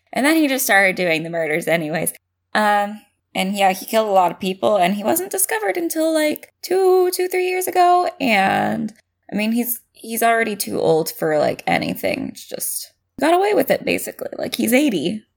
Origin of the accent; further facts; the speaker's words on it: California, United States; as a Californian